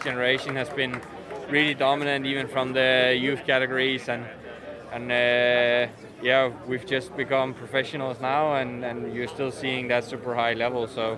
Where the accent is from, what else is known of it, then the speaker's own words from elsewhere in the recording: Denmark; my hometown